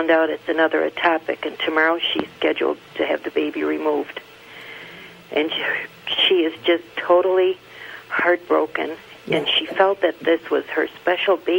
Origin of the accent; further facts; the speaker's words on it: North Tonawanda, New York, United States; North Tonawanda, New York